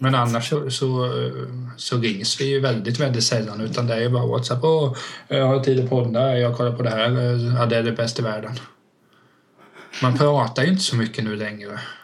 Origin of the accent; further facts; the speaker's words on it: Vena, Sweden; jag var uppväxt i Vena då, det tar typ fem minuter överallt